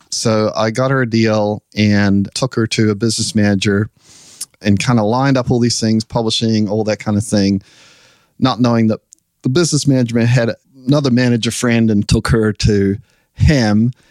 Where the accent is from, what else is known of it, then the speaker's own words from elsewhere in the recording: New Zealand; now in United States; So we came over from New Zealand, kind of chasing our dreams, and they played, and it went wildly successful, the show got signed. And so we decided we would move here to the US.